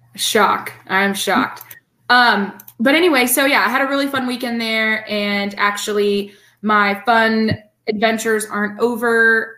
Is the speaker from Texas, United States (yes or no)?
yes; The Woodlands, Texas, United States; moved away; also born or lived in Florida; I have family there and that's where I'm from